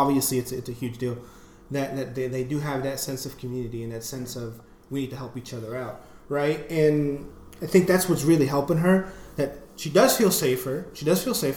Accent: United States; being an American, living in the U.S.

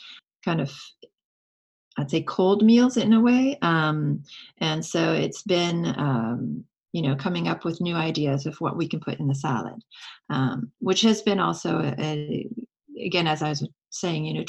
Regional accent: France; now in United States; I grew up in France

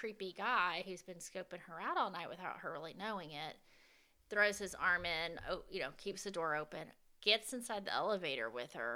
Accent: the South, United States; I'm a Southerner

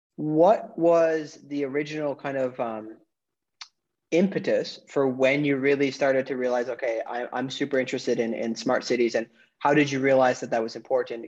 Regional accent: northwoods of Wisconsin, United States; also born or lived in New York City; now in Florida, United States; I'm originally from the northwoods of Wisconsin. I lived in New York City and now I'm in Florida

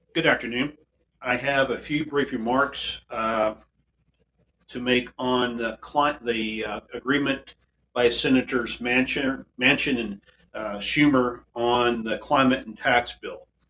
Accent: DeSoto, United States; Here in my hometown, here in DeSoto, and we're, we are a town of a few thousand people.

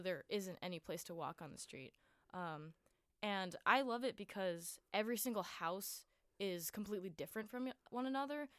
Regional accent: Honolulu, Hawaii, United States; I'm from Oahu, which is, like, the main island

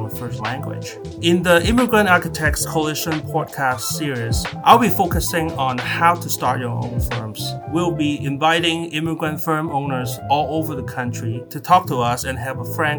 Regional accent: Macau; moved away as an adult; also born or lived in California / Iowa; now in Southern California, United States; I'm originally from Macau, a tiny city 20 miles west of Hong Kong. I came to the US in 1998 for college

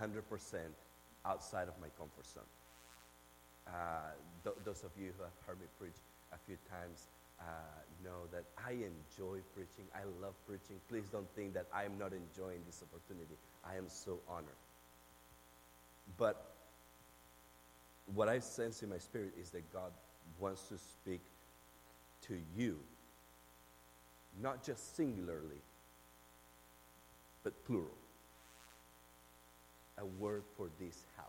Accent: Argentina; English is a second language; now in Memphis, United States; I'm from Argentina

